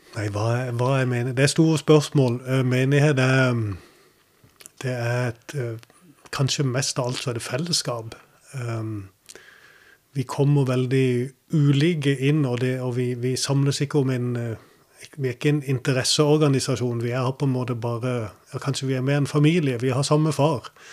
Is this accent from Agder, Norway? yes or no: yes; Kristiansand, Agder, Norway; also born or lived in United States; jeg var bare ni eller ti år når, eh, når, det ble bygd her. Men vi flytta fra USA. Og da gikk jeg på Vardåsen skole